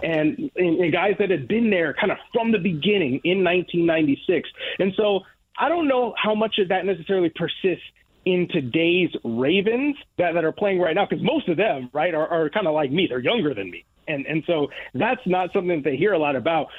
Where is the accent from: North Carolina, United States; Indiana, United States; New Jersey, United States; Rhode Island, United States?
Indiana, United States; Northwest; I'm from from Northwest Indiana myself